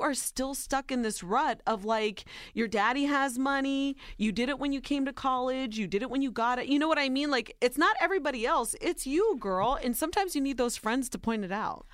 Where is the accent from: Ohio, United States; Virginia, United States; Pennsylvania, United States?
Ohio, United States; born or raised there